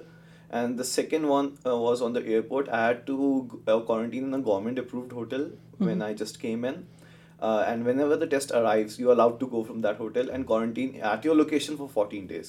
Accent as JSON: {"language": "English", "town": "New Delhi", "region": "Delhi", "country": "India", "tie": "born or raised there", "also_born_or_lived": "Chandigarh, India", "moved": "as an adult", "lives_now": "Abbotsford, Canada", "said": "I was born in New Delhi, India. So, grew up there. I did my schooling from there"}